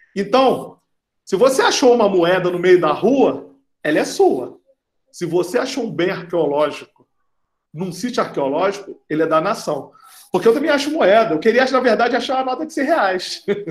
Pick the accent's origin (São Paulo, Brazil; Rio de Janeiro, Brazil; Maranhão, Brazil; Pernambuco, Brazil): Rio de Janeiro, Brazil; moved away as an adult; also born or lived in Amazon; eu sou carioca, sou aí do Rio de Janeiro, cresci no subúrbio do Rio de Janeiro